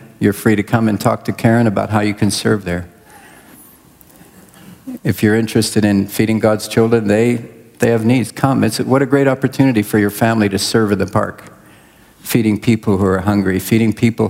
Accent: southwestern Congo, DR Congo; I was born and raised in Central Africa, Congo. DR Congo is my country. Over half my life was spent there.

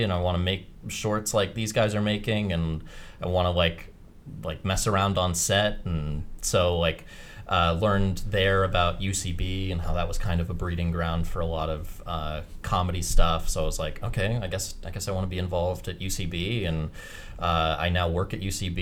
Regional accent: North Carolina, United States; moved away as an adult; now in Los Angeles, United States; I'm also from North Carolina

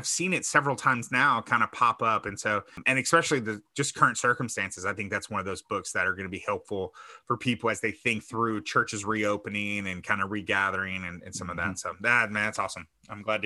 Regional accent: Texas, United States; As a Texan

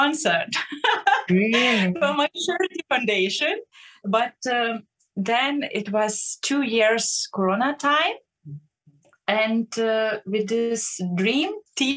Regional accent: Lithuania; English is a second language; moved away as an adult; now in Berlin, Germany; I love my Lithuania a lot, and I'm missing my home country and my hometown

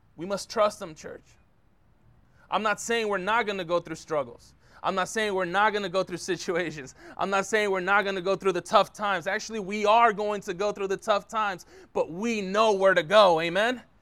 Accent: San Francisco, California, United States; now in Concord, United States; born and raised in San Francisco

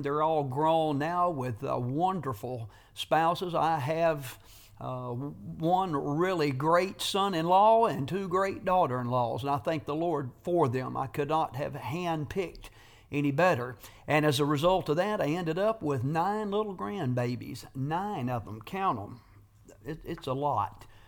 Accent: North Carolina, United States; I grew up in the Satsapahal Evangelical Friends Church on the outskirts of Satsapahal, North Carolina

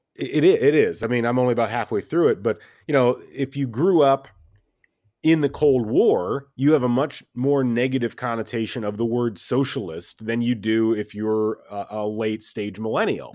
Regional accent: Midwest, United States; I grew up in the Midwest

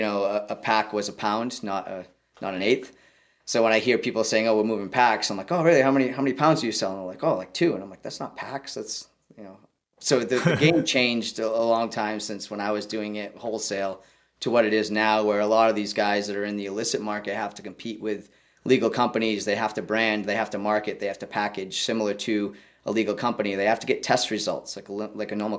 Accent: Wareham, Massachusetts, United States; We're located right at the gateway to Cape Cod in Warhem, Mass, which happens to be my hometown

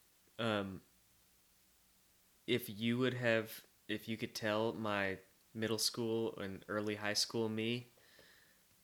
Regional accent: West Texas, United States; now in Nashville, United States; I grew up in West Texas

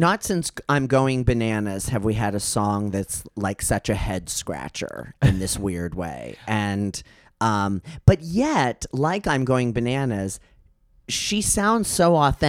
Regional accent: Midwest, United States; I was a Catholic school kid from the Midwest.

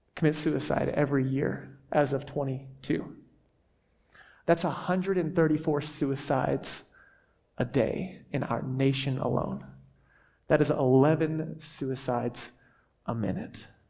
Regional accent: the South, United States; I grew up in the South

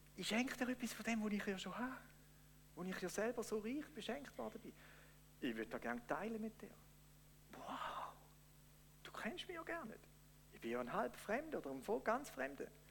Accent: Switzerland; wir Schweizer

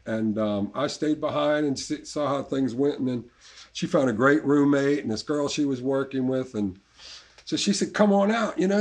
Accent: New Orleans, Louisiana, United States; moved away as an adult; also born or lived in England; I'm from I'm from here. I was, yeah. I was born in Ashna, and okay. uh, born and lived uptown

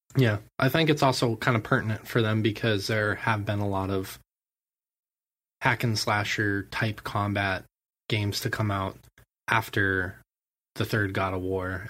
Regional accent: Montana, United States; I'm also from Montana

